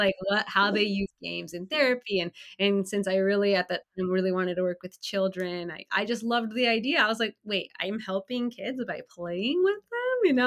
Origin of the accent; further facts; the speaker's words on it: California, United States; also born or lived in Illinois; I moved from Illinois back home to California